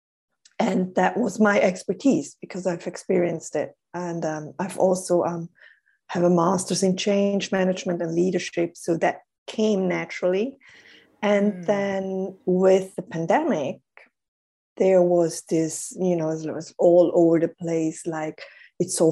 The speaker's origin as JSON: {"language": "English", "country": "Switzerland", "said": "I'm Swiss. I'm in Switzerland, and I'm currently based in Zurich."}